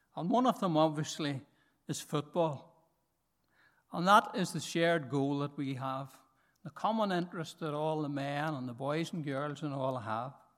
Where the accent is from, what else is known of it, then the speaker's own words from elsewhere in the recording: Markethill, Northern Ireland, United Kingdom; I'm from Market Hill